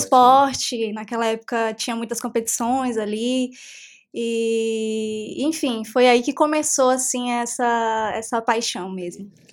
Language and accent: Portuguese; Santa Cruz Cabrália, Bahia, Brazil; Sou nascida e criada em Cabralha